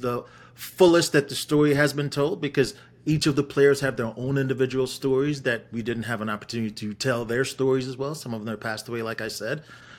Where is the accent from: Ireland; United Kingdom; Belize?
United Kingdom; Wolverhampton, West Midlands; born there; also born or lived in Jamaica; I was born in Wolverhampton to Jamaican parents. And I moved to Jamaica when